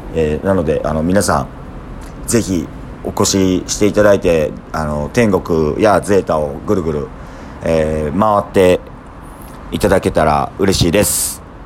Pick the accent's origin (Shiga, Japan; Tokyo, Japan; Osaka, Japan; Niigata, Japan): Osaka, Japan; 住みのえ出身なんで、い、 田舎者なんですけど